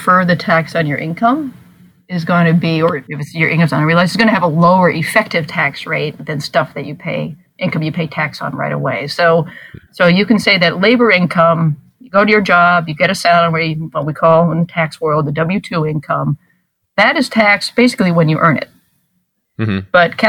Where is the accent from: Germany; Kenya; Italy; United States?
United States; Washington, District of Columbia; You recall that I'm from Washington, home of the world champion Nationals.